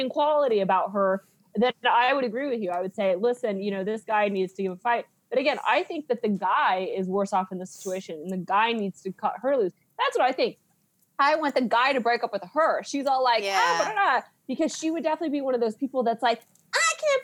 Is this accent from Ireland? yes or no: no; Kansas, United States; moved away; I'm from Kansas